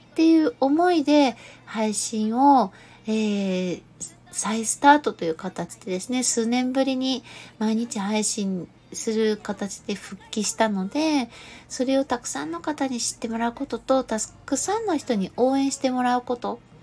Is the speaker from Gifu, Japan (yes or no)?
yes; Gifu, Japan; 私は岐阜出身ですけど